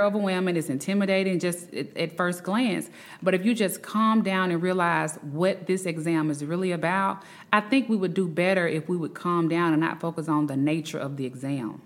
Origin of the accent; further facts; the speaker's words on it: Birmingham, Alabama, United States; I am from Birmingham, Alabama